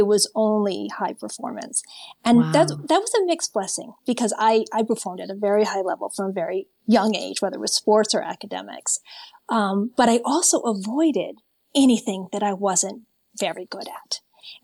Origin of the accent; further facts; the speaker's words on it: Maine, United States; I'm from New England. I'm from Maine.